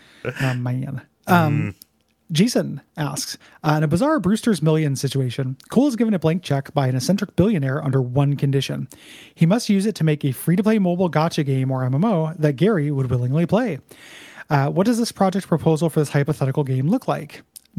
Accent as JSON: {"language": "English", "town": "Bergen", "region": "Vestland", "country": "Norway", "tie": "born or raised there", "second_language": "English", "said": "I got a good laugh at Assassin's Creed Valhalla's portrayal of my hometown of Bergen, Norway, as a polar bear infested land of eternal winter."}